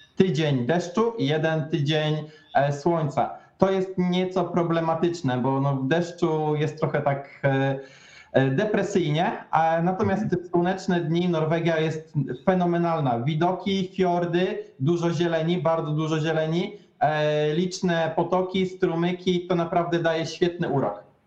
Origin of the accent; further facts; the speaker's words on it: Tricity, Pomeranian Voivodeship, Poland; moved away as an adult; now in Norway; ja jestem z Trójmiasta